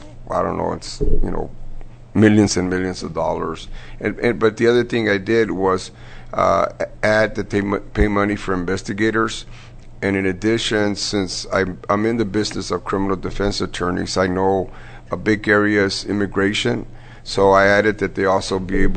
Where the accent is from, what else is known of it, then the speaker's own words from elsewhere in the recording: Crystal City, Texas, United States; moved away; I'm originally from Crystal City, which is near the border